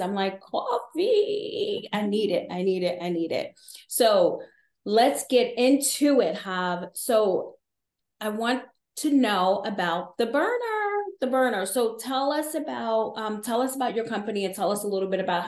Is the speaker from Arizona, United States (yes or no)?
no; New York City, New York, United States; I grew up in Patterson Projects in the Bronx, New York